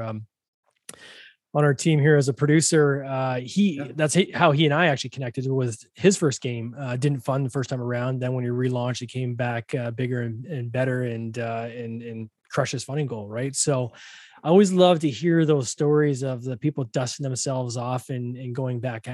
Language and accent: English; Canada; I'm Canadian